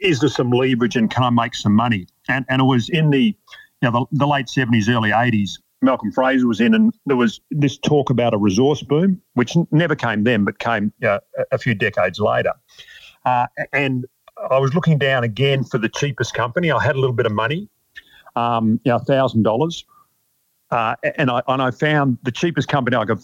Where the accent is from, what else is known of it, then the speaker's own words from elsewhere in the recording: Melbourne, Victoria, Australia; I grew up in Melbourne in my sort of mid-teens